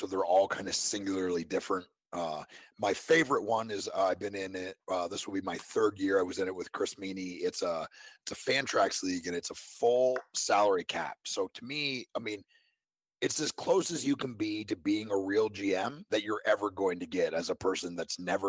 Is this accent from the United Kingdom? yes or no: no; Canada; now in Nashville, United States; I grew up in Canada.